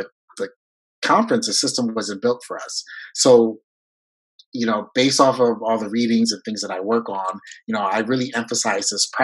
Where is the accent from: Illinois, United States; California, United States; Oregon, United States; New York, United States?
New York, United States; first language French; English is a second language; moved away as an adult; I'm from New York